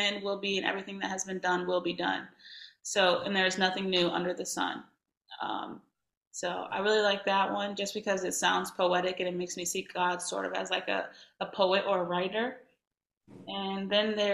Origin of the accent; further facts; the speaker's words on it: Indiana, United States; I'm from Indiana